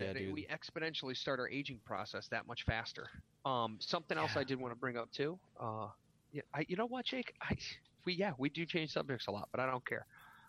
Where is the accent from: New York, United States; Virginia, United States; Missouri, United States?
Virginia, United States; I'm from Virginia. You know. South Virginia.